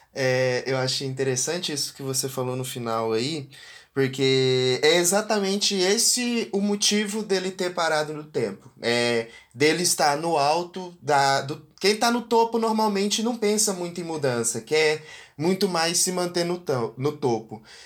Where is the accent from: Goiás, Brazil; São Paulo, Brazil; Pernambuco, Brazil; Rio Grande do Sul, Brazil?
Goiás, Brazil; interior of; eu sou do interior de Goiás e aqui a gente tem uma relação com a masculinidade bem bem aflorada